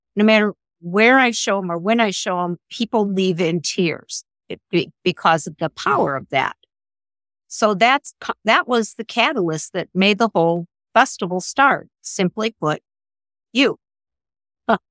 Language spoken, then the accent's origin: English; La Grange, Illinois, United States; I grew up outside of Chicago in a, in a suburb called LaGrange